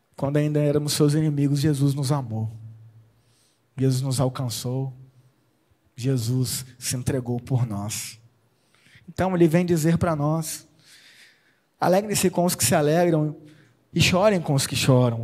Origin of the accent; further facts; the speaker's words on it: Espírito Santo, Brazil; now in Limeira, Brazil; eu sou capixaba